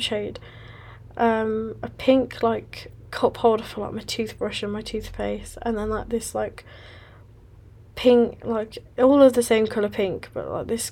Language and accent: English; West Midlands, United Kingdom; moved away as an adult; now in Manchester, United Kingdom; I have now moved from my hometown in West Midlands to Manchester, which is up the north of England